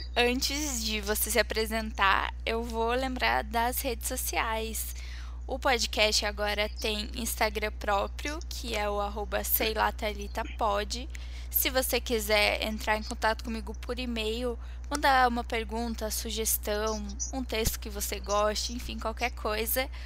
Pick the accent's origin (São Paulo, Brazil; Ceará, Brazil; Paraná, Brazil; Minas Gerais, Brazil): Paraná, Brazil; Curitiba; Eu nasci aqui, então tô aqui há 22 anos